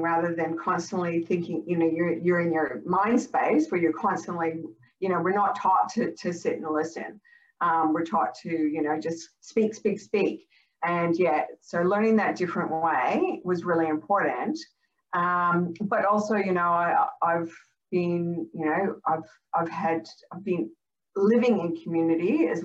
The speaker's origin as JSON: {"language": "English", "country": "Canada", "tie": "born or raised there", "moved": "yes", "lives_now": "Australia", "said": "I grew up in Canada."}